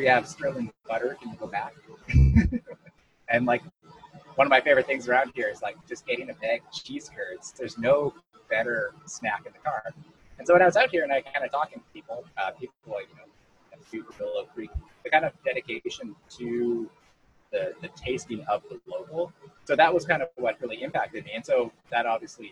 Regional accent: Saskatchewan, Canada; moved away as an adult; also born or lived in Toronto or Montreal; now in Hastings County, Canada; when I moved away from Saskatchewan

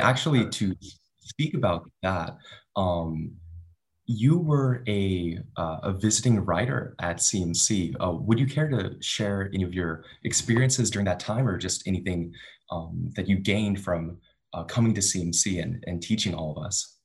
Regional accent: Dallas, Texas, United States; moved away as an adult; now in Claremont, United States; my own experience growing up in Dallas

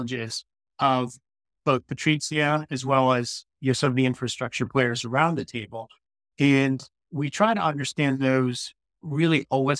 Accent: United States; moved away as an adult; also born or lived in San Francisco Bay Area, United States; now in United Kingdom; I'm an American transplant that moved over to the UK about 3 years ago. Prior to that, I spent about 22 years in the San Francisco Bay Area

